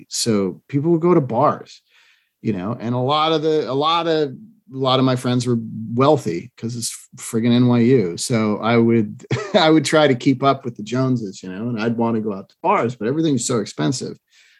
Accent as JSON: {"language": "English", "region": "Massachusetts", "country": "United States", "tie": "born or raised there", "moved": "yes", "lives_now": "Southern California, United States", "said": "growing up in Massachusetts"}